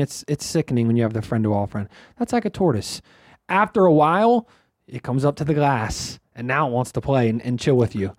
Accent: Pittsburgh, Pennsylvania, United States; I'm from Pittsburgh

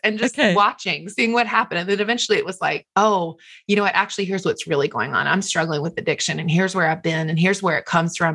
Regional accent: the South, United States; moved away; also born or lived in Los Angeles / Manhattan; I'm from the South

